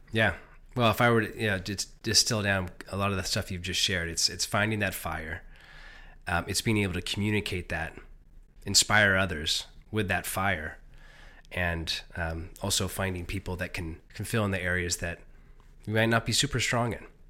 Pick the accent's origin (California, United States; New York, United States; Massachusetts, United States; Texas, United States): California, United States; Silicon Valley; I grew up in Silicon Valley